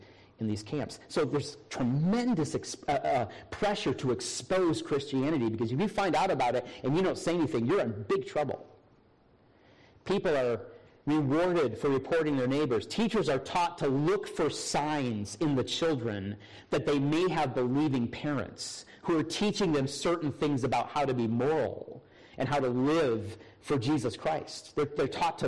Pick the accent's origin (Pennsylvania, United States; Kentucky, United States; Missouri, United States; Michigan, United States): Michigan, United States; also born or lived in Minnesota; now in South Carolina, United States; I grew up in Michigan